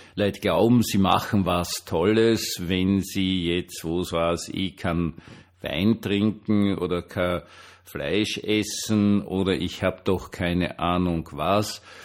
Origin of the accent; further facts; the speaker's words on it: Vienna, Austria; ich bin Wiener